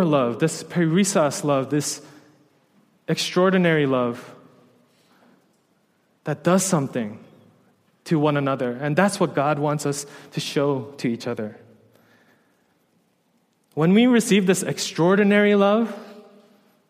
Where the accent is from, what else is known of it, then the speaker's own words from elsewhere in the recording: New York, United States; moved away as an adult; I was a New Yorker